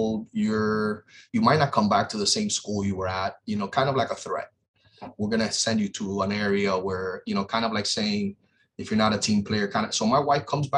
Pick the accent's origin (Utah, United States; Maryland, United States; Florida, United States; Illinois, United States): Florida, United States; Miami; in some rough areas where I grew up down here in Miami